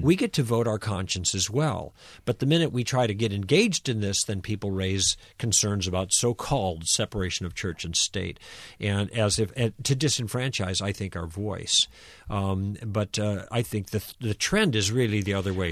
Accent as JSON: {"language": "English", "country": "United States", "said": "as American Christians"}